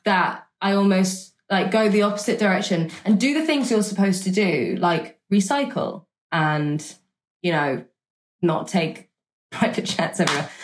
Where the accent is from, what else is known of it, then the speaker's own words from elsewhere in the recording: Gloucestershire, South West England, United Kingdom; we are in Gloucestershire in 2016, which is actually my my hometown. Um, that's where that's where I was brought up.